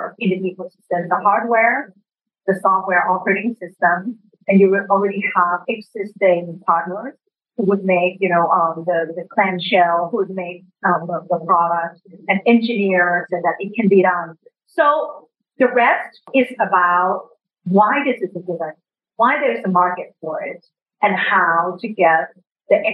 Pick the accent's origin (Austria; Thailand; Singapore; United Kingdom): Thailand; English is a second language; moved away as an adult; I came from Thailand and worked at the World Bank in emerging markets.